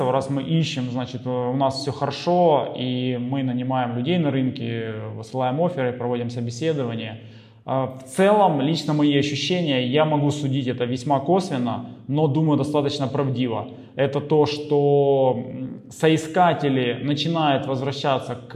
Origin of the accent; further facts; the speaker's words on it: Ukraine; то, что мы с Украины, в Украине, родственники в Украине